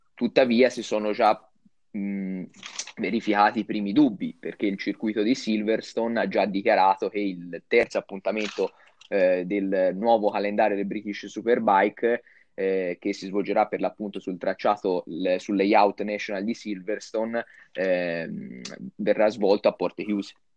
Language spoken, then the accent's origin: Italian; Tuscany, Italy; io sono toscano vero e abito a un'ora e un quarto, un'ora e mezzo dall'autodromo del Mugello